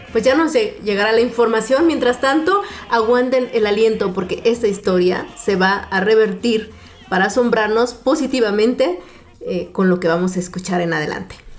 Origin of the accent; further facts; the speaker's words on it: Mexico; somos mexicanos poderosos